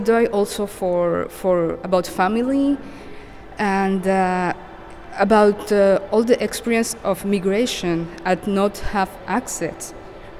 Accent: Cartagena, Bolívar, Colombia; moved away as an adult; now in Montreal, Canada; I come from Colombia, Cartagena specifically, from the Caribbean

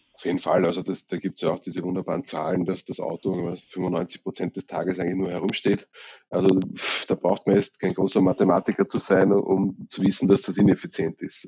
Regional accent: Vienna, Austria; bei uns in Österreich

